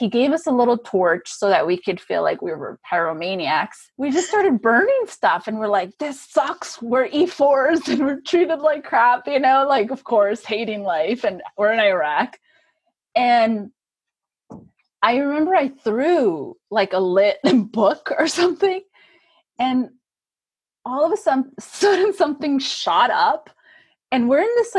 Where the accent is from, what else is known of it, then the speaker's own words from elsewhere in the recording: Germany; And so I just think I just had great memories and it's where I grew up. I feel like I grew up in Germany.